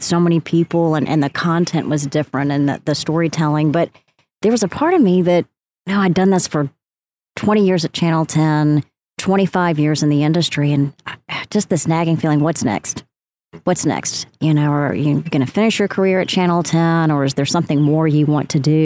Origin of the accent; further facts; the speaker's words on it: Athens, Tennessee, United States; it was in my hometown at the University, Tennessee Wesleyan University